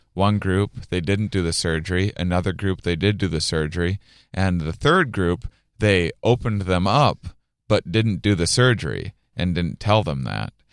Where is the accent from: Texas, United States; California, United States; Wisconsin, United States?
Wisconsin, United States; a little town outside of La Crosse; my hometown, a little, little town outside of La Crosse, Wisconsin, on the border of Minnesota and Iowa